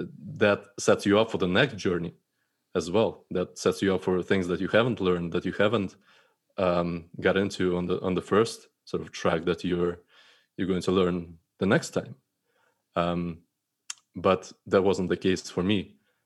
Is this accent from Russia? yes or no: yes; Russia; So starting from, you know, my upbringing and growing up in Russia, I think my perfectionism and troubles with that started back in school